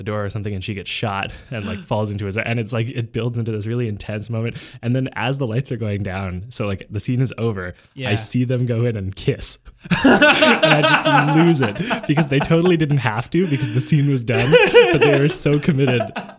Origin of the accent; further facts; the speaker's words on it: Canada; I've never used this system of measurement before because I'm Canadian.